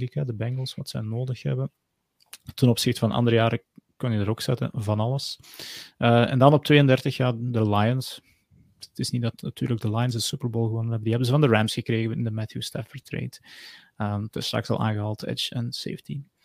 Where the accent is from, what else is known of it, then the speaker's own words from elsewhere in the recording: Geel, Flanders, Belgium; ik ben geboren in Geel.